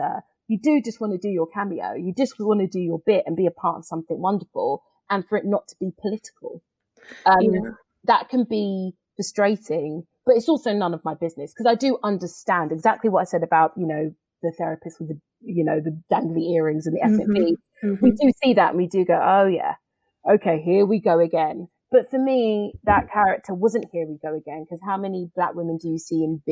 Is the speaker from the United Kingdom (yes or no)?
yes; London, United Kingdom; I love South London. And I think what I love about South London is I've just always felt, I've never felt invisible there